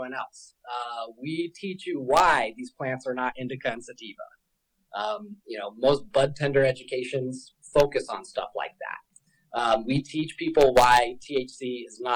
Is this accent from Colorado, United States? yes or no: yes; Denver, Colorado, United States; I am born and raised in Denver, Colorado